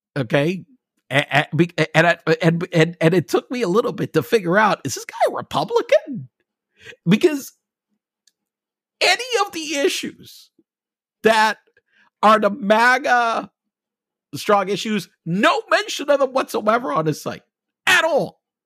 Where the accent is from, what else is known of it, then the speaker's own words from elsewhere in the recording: United States; being an American, I'm gonna have to be taxed on my global income